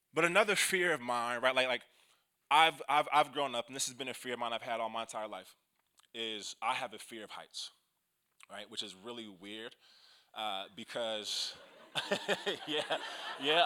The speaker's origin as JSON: {"language": "English", "town": "Kansas City", "region": "Missouri", "country": "United States", "tie": "born or raised there", "said": "I'm from Kansas City"}